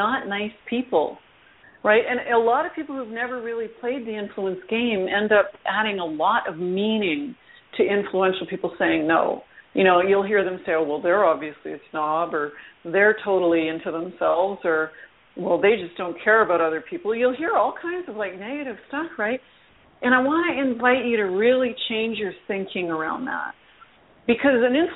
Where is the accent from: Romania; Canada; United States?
Canada; I am a Canadian